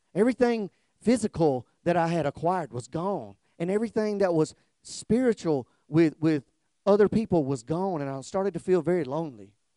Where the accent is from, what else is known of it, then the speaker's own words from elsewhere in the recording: South Georgia, United States; now in Kihei, United States; I'm from South Georgia